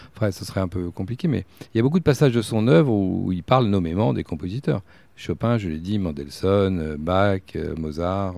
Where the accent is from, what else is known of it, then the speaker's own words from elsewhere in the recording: Bourges, Centre-Val de Loire, France; also born or lived in Paris; je suis berruyer, je suis de Bourges, je suis né à Bourges